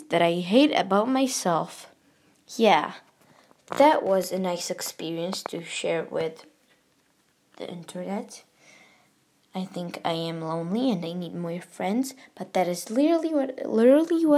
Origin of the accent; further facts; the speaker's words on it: United States; accent: American; my American accent